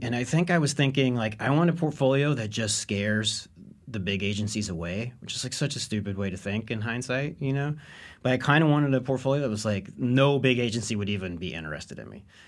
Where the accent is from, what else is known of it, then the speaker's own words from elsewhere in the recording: Owensboro, Kentucky, United States; I'm from Owensboro, Kentucky, uh, which is the third largest city in Kentucky